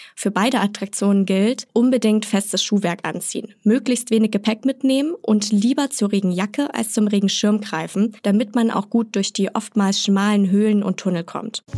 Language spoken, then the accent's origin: German; Garmisch-Partenkirchen, Bavaria, Germany; Meine Heimat, Garmisch-Partenkirchen